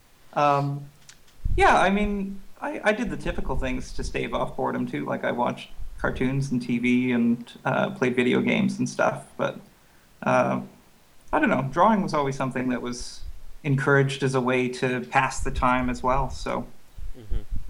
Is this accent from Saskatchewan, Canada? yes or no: yes; Regina, Saskatchewan, Canada; moved away as an adult; also born or lived in Montreal; I was born and raised in Regina